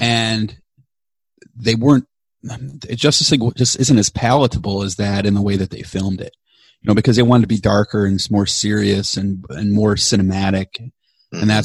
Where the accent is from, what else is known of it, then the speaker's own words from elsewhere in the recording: Chicago, Illinois, United States; now in Bakersfield, United States; growing up in Chicago was just awesome.